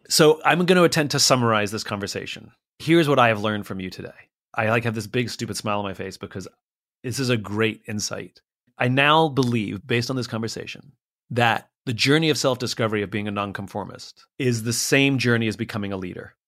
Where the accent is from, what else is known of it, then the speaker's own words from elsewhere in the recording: United States; we, as Americans, we like being American